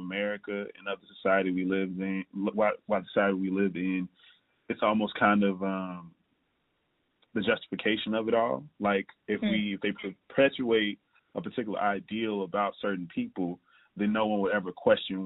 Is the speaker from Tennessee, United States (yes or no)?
yes; Jackson, Tennessee, United States; now in Chicago, United States; from Jackson, Tennessee, currently living in Chicago, Illinois